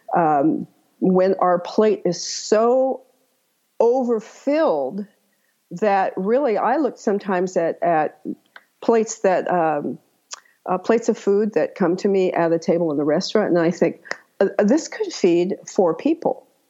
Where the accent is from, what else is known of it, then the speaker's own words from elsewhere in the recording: Santa Barbara, California, United States; now in Pacific Northwest, United States; I was originally from Santa Barbara